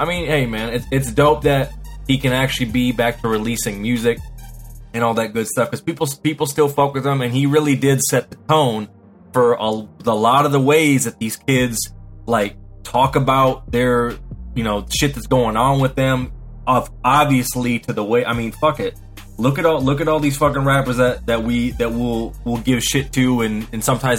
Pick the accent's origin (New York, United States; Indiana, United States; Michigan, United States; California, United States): Michigan, United States; Muskegon; I'm from Muskegon, Michigan. That's 231. They call it the Ski